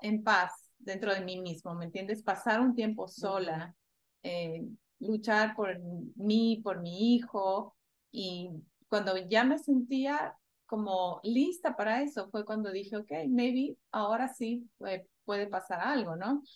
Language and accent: Spanish; Ecuador; moved away as an adult; yo crecí en Ecuador cuando era joven